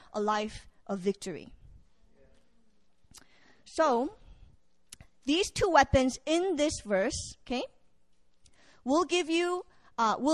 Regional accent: Virginia, United States; I am from Virginia, VA

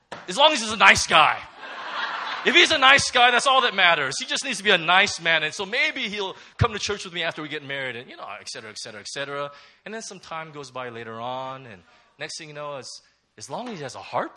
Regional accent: Southern California, United States; moved away; also born or lived in Hong Kong; I'm from Southern California

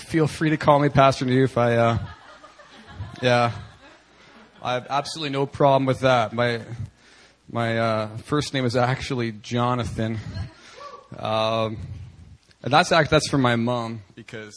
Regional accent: the Prairies, Canada; as a little boy growing up in Canada on the prairies

